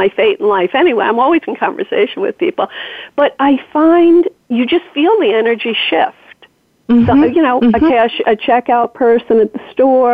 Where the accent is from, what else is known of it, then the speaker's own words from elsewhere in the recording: New York, United States; as a New Yorker